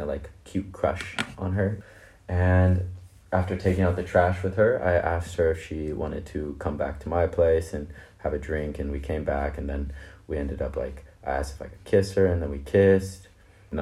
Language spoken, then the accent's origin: English; United States; I'm Black American, but I'm not like African American because I'm child of immigrants